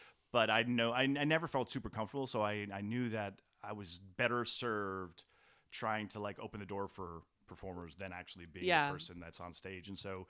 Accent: New York, United States; I grew up in Westchester County, so I was sort of doing the commuting.

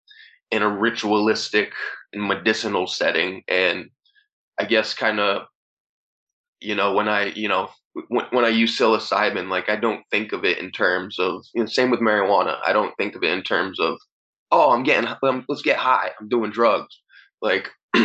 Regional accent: Easthampton, Massachusetts, United States; also born or lived in Northampton, Massachusetts / Holyoke, Massachusetts; the town I grew up in, East Hampton

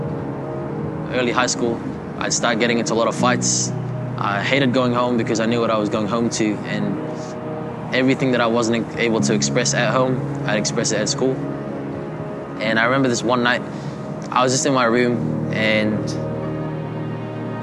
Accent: Quezon City, Metro Manila, Philippines; moved away; I was born in Manila, Philippines, in a little suburb called Quezon City. I lived in the slums of the Philippines

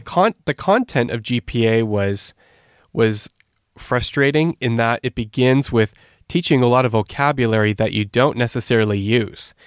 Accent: Canada; moved away as an adult; also born or lived in Turkey; now in Switzerland; I grew up in Canada. I'm not, uh, native to Switzerland, as you might tell from my accent.

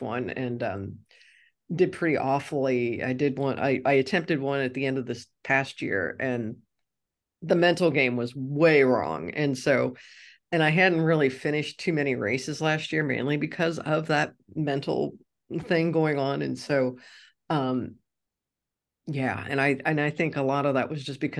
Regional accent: Cincinnati, Ohio, United States; moved away; my hometown of Cincinnati

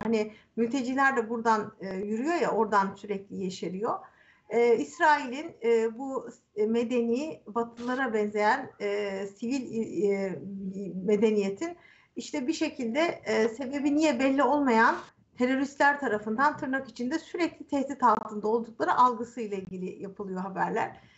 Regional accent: Istanbul, Turkey; Aynı sokakta büyümüşüz

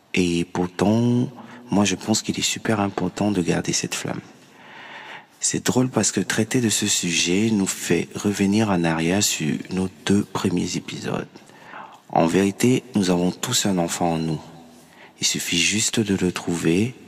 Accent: Cameroon; chez moi au Cameroun

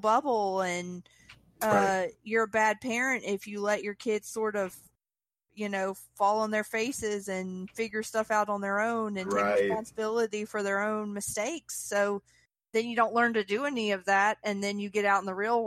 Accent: Mississippi, United States; I'm from Mississippi. Mm-hmm. I went to Catholic school in Mississippi

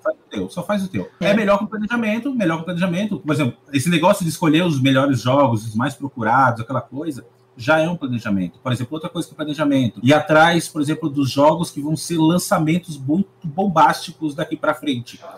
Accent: Brazil; eu vivo no Brasil também, eu sou brasileiro

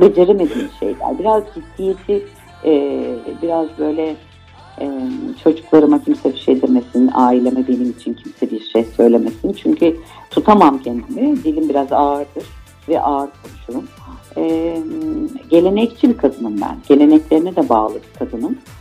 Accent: Istanbul, Turkey; also born or lived in Ankara / Aegean region (ancestry); sonra buraya geldik. E, İstanbul'a geldik.

